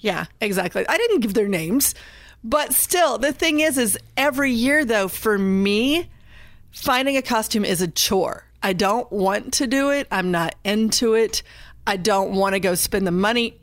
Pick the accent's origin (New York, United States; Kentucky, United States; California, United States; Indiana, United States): Indiana, United States; I'm from Indiana